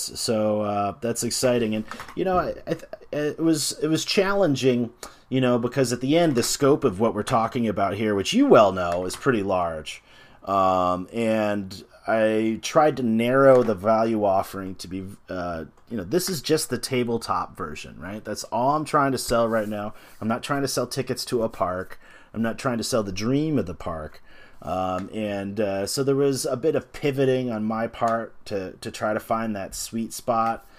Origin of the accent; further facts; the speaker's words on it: United States; as an American